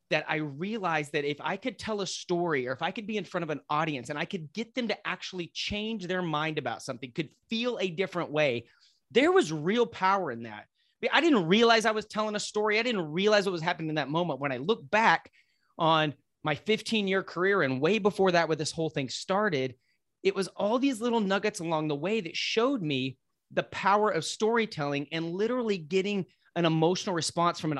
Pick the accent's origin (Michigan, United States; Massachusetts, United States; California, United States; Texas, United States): Texas, United States; Lubbock; Lubbock. I grew up in Lubbock.